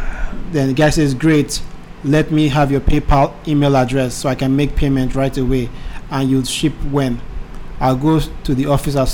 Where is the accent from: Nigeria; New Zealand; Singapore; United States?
Nigeria; I'm also a Nigerian.